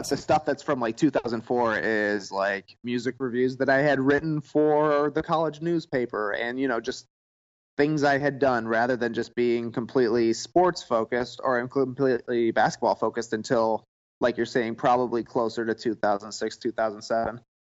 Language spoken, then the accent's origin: English; Plano, Illinois, United States; I'm actually from a tiny town called Plano, Illinois